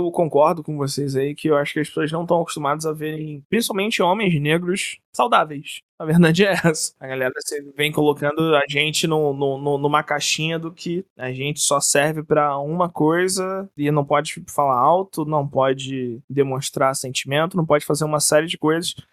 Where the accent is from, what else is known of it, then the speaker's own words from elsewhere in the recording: Rio de Janeiro, Brazil; Eu falo direto, galera, não sou grosso, sou carioca.